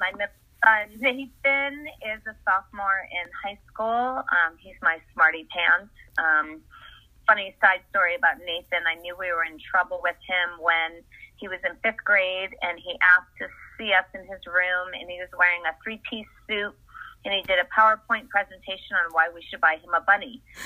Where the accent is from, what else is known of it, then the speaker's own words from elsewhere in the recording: Essex, Connecticut, United States; moved away as an adult; now in Los Angeles, United States; I grew up in Essex, Connecticut